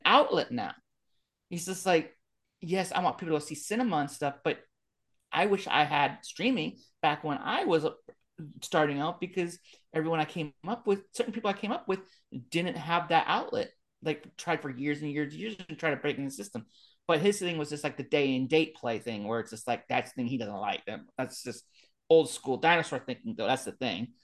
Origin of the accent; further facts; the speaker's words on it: Bay Area, California, United States; I grew up in the Bay Area